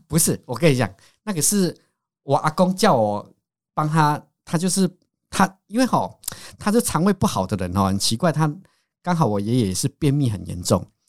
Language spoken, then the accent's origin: Chinese; Taiwan; 我们台湾，因为我是农家子弟